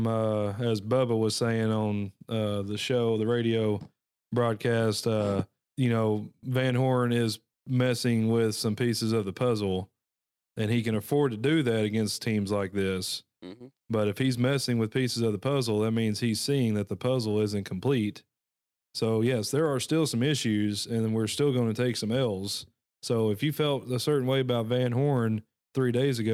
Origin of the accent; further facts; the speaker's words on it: Texas, United States; moved away; I'm from Texas